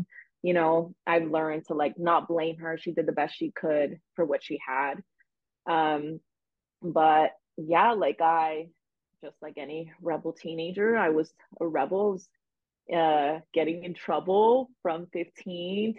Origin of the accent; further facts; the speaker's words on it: Los Angeles, California, United States; I grew up in the San Fernando Valley, which is located like 15 minutes from Los Angeles